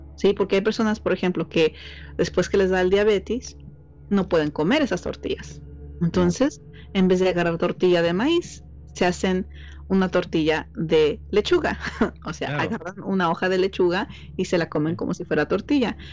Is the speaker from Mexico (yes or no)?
yes; Mexico; soy mexicana